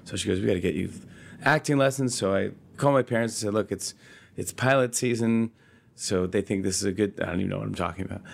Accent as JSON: {"language": "English", "town": "Saugerties", "region": "New York", "country": "United States", "tie": "born or raised there", "also_born_or_lived": "Brooklyn, New York", "said": "I was born in Brooklyn, New York, Bay Ridge, and I was raised in Socrates, New York, upstate New York, very cute town. It's by Woodstock"}